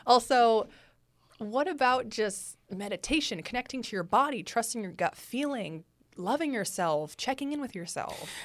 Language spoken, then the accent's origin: English; San Francisco, California, United States; moved away as an adult; now in Los Angeles, United States; I'm from the Bay Area